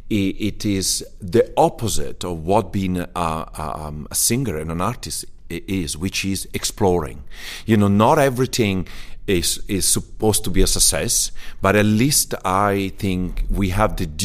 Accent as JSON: {"language": "English", "town": "Ciudad Bolívar", "region": "Bolívar", "country": "Venezuela", "tie": "born there", "said": "I was born in Venezuela as, uh, by mistake."}